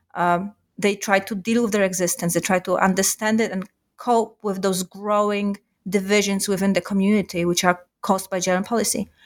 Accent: Warsaw, Masovian Voivodeship, Poland; I grew up in Warsaw

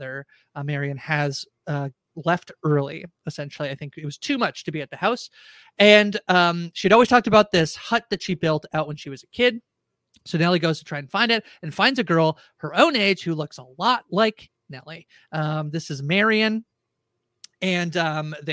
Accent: Canada; I'm Canadian, so I feel like, oh, it's hi.

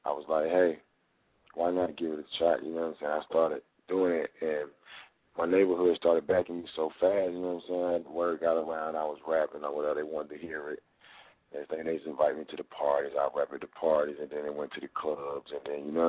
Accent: Jacksonville, Florida, United States; now in Atlanta, United States; I was born in Jacksonville

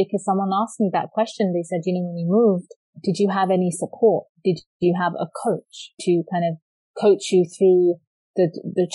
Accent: London, United Kingdom; moved away as an adult; now in Canada; I was raised born and raised in London, England

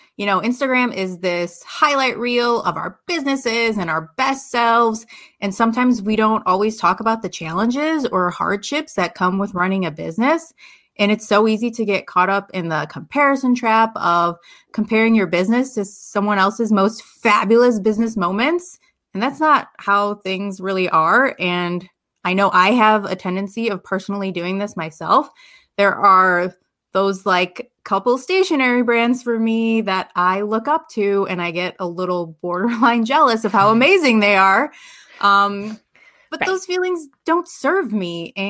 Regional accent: Chicago, Illinois, United States; moved away as an adult; So when I graduated from college, I moved to Las Vegas from the Chicagoland area.

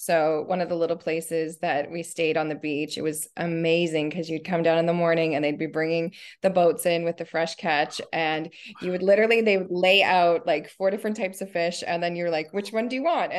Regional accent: Nova Scotia, Canada; also born or lived in Ontario; So I was born in just outside of Toronto, Ontario, in Canada, and lived there until I was, I think it was like grade six. And then as a family, we moved to Nova Scotia, which is like far east.

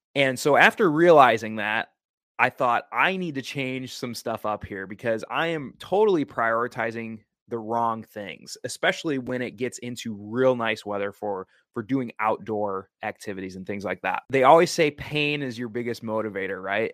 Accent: Wisconsin, United States; now in Oregon, United States; I was flying back to my home state of Wisconsin

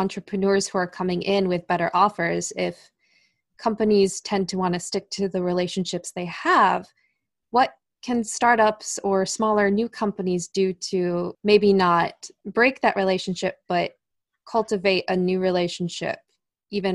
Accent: United States; me as an American from the United mm-hmm. States

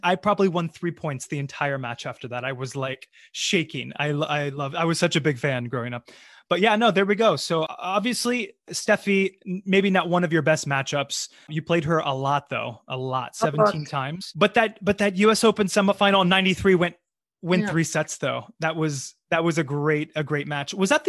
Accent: Florida, United States; also born or lived in New York; I'm from Florida

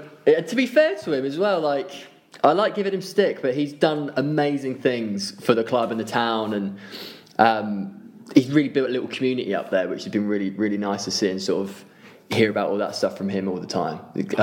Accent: Seaford, South East England, United Kingdom; moved away as an adult; also born or lived in Eastbourne; I grew up in Seaford and didn't leave it until 2 years ago when I was 28.

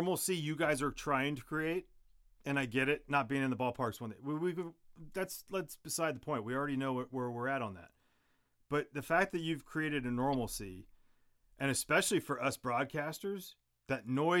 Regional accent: Bay Area, California, United States; I'm born and raised in the Bay Area

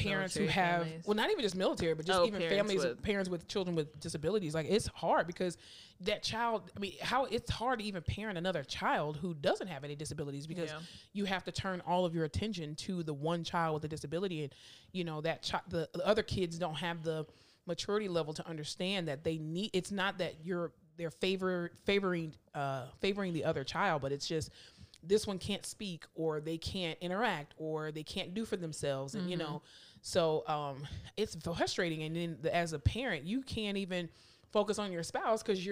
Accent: Florida, United States; moved away as an adult; now in Texas, United States; I'm from Florida

